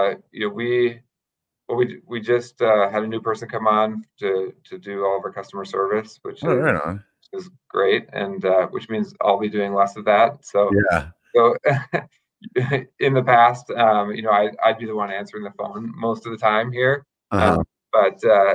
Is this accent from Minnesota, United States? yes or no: yes; Minnesota, United States; moved away as an adult; also born or lived in State College, Pennsylvania; I'm originally from Minnesota